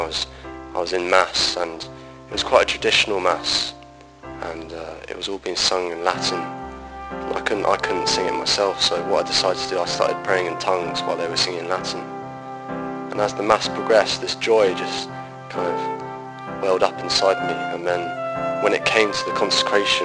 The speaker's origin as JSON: {"language": "English", "town": "Brighton", "region": "South East England", "country": "United Kingdom", "said": "I'm 18 and I'm from Brighton"}